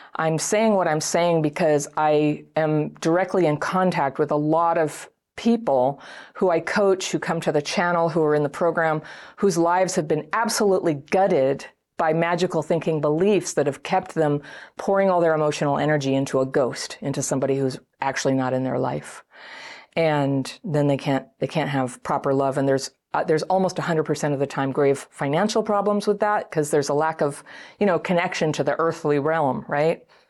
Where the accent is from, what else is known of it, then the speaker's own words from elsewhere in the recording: United States; I'm American